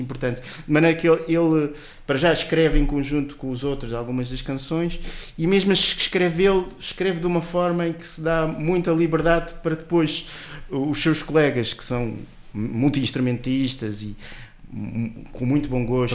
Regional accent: Portugal; para nós portugueses

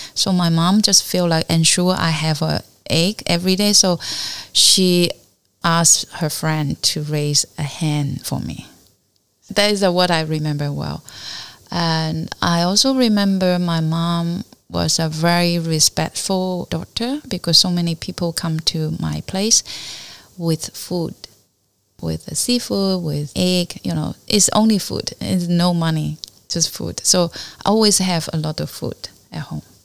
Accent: Fuding, Fujian, China; English is a second language; also born or lived in Fuzhou; now in Hong Kong; my hometown, but not really uh, Fuding

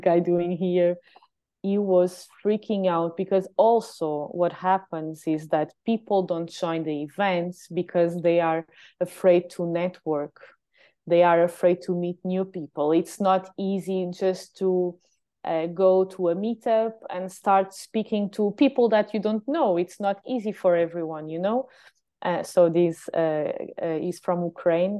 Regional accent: Lagos, Algarve, Portugal; also born or lived in Lisbon; here in my hometown

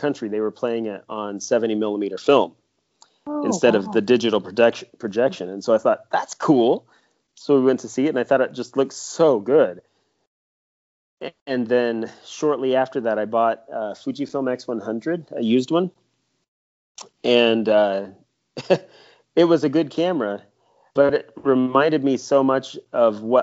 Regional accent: Kansas, United States; now in Vermont, United States; I'm from Kansas myself and I love my homeland

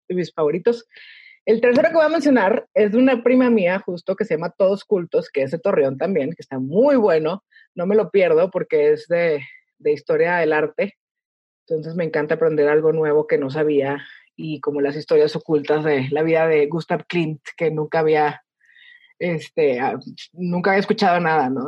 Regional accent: El Paso, Texas, United States; soy Texican, ¿ok? Yo nací en El Paso

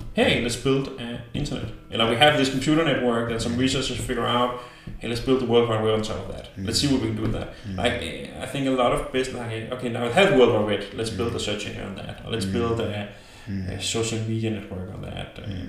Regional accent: Denmark; we come from Denmark, everything's big. Like, we are smaller than Hamburg.

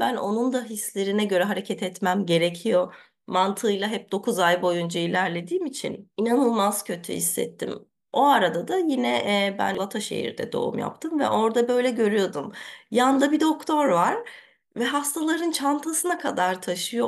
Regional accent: Germany; ben Almanya'da doğdum, büyüdüm.

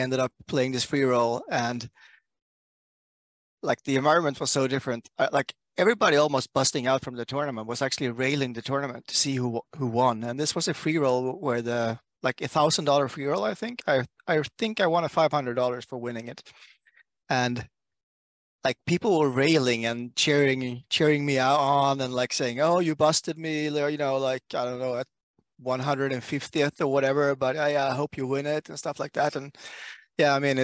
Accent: Sweden; I come from Sweden

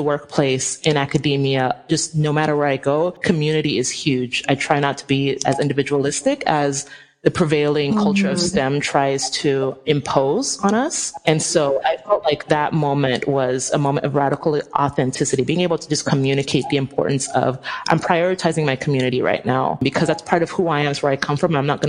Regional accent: Nigeria; I'm Nigerian. If any of y'all know how Nigerians are, we are, like, so extra. Like, we are very extra people.

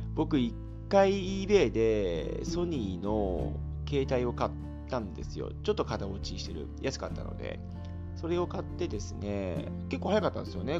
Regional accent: Japan; moved away; やっぱり今まで僕が日本で育ったこの環境というのは、素晴らしい環境にいたんだなっていうふうに思いますよ

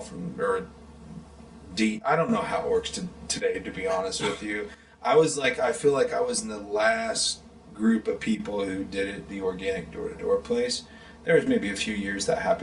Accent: Kansas, United States; moved away as an adult; also born or lived in Carbondale, Illinois / Nashville, Tennessee; I'm from Kansas

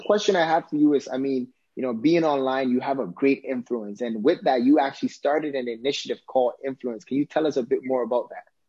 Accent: Ghana; I'm Ghanaian, I'm you know African

